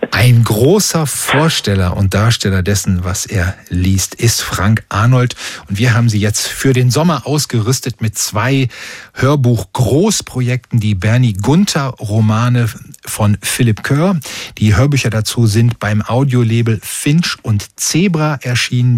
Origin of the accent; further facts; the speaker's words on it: Oberhausen, North Rhine-Westphalia, Germany; bei uns in Oberhausen